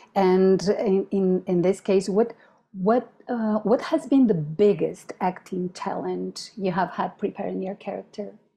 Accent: Chile; I'm from Chile

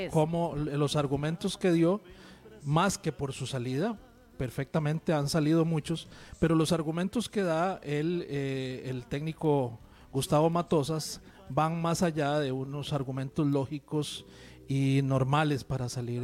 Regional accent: Costa Rica

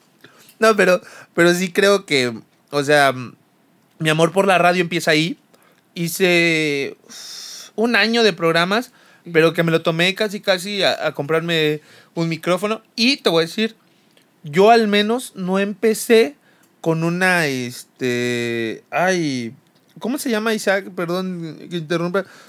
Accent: Chiapas, Mexico; todos crecimos, al menos en Chiapas

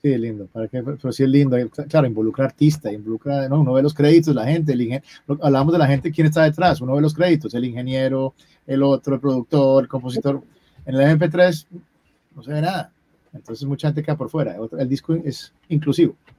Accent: Colombia; como colombiano

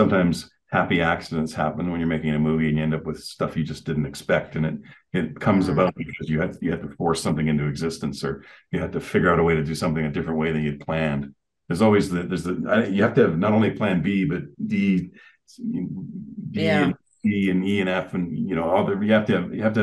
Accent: Canada; also born or lived in Calgary; I'm Canadian

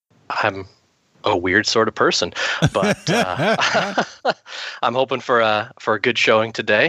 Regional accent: Seattle, Washington, United States; I am from the Seattle area in Washington

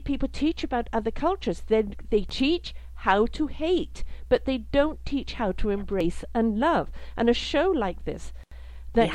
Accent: United Kingdom; also born or lived in South Africa; now in Canada; I'm British, lived in South Africa, now live in Canada.

